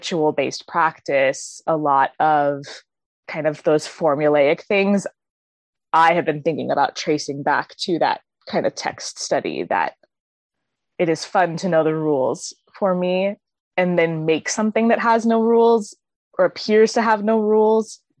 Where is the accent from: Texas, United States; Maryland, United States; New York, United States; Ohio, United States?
Maryland, United States; moved away as an adult; also born or lived in St. Louis, Missouri; now in Seattle, United States; I grew up in Maryland and then moved to St. Louis for school